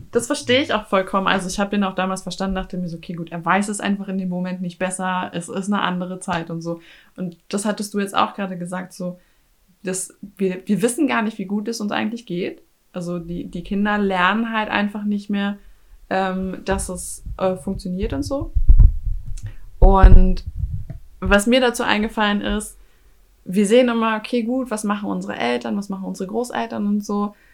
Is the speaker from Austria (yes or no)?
yes; Austria; ich bin damit aufgewachsen im Kleinkalkrieg in Österreich.